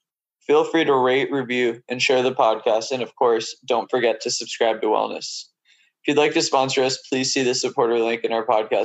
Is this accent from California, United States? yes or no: yes; San Diego, California, United States; moved away; also born or lived in New York, United States; I lived in New York for 5 years. I'm originally from San Diego